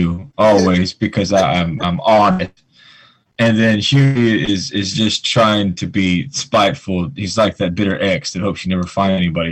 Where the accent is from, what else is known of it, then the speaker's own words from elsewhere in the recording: United States; we're American.